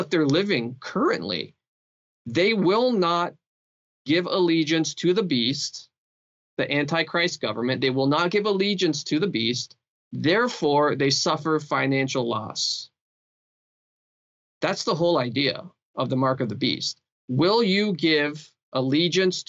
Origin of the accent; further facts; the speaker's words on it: Canada; As a Canadian